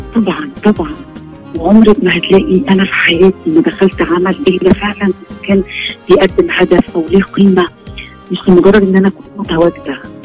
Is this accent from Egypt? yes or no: yes; Egypt; عندنا في مصر